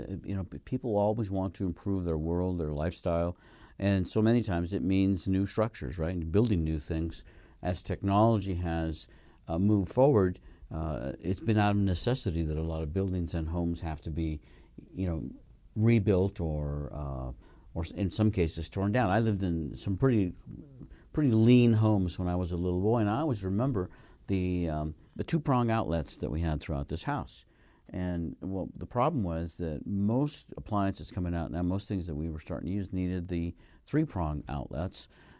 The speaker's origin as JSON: {"language": "English", "region": "Colorado", "country": "United States", "said": "I'm originally from Colorado, and there was no real open space there that I recall anywhere unless you could get down into the river bottom areas, and that was pretty limited."}